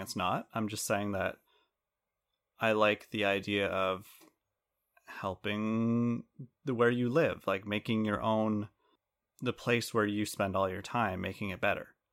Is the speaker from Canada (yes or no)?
yes; Canada; we're Canadian